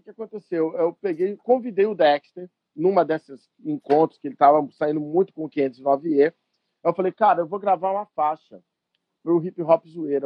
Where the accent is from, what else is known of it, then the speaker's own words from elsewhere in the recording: São Paulo, Brazil; moved away as an adult; also born or lived in São Bernardo do Campo; now in Rio de Janeiro, Brazil; eu sou de São Paulo